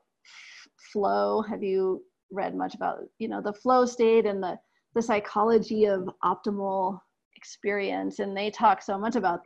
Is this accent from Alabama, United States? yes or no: no; Aspen, Colorado, United States; also born or lived in Ecuador; from growing up in Aspen